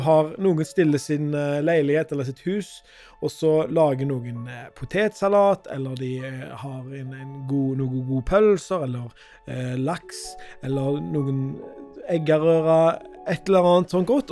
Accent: Skudeneshavn, Rogaland, Norway; moved away; rett nord for Skudeneshavn, der jeg er fra

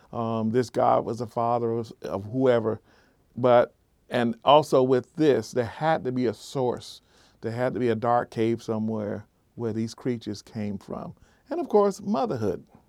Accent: South Florida, United States; South Florida where I grew up.

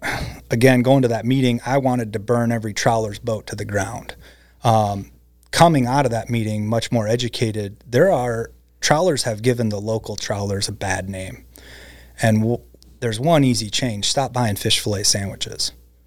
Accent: Midwest, United States; You know, the fields where I grew up in the Midwest, they used to turn over every year.

